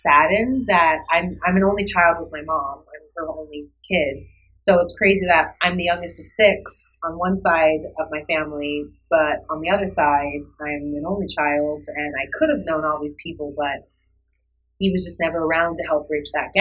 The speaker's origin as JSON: {"language": "English", "town": "Chandler", "region": "Arizona", "country": "United States", "tie": "born or raised there", "also_born_or_lived": "Long Island, New York", "moved": "as an adult", "lives_now": "New York, United States", "said": "if you know of Chandler, Arizona, that's where I grew up"}